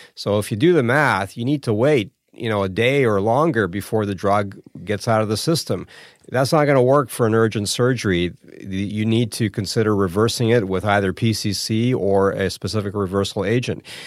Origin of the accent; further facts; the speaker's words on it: Toronto, Ontario, Canada; moved away as an adult; now in Hamilton, Canada; Toronto's my, my hometown. I, I grew up a block away from here.